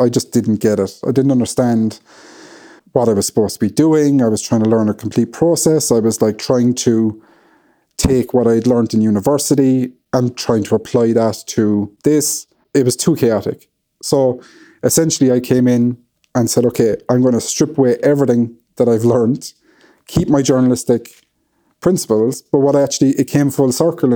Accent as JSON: {"language": "English", "country": "Ireland", "said": "being Irish"}